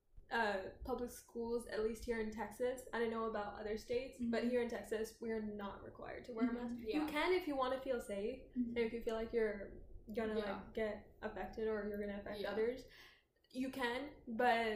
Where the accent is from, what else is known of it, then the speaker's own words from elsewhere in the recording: Telangana, India; I'm from Telangana